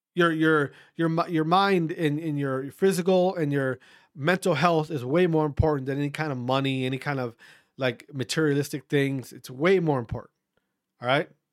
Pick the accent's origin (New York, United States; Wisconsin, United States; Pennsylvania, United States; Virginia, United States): Wisconsin, United States; my fellow Wisconsinites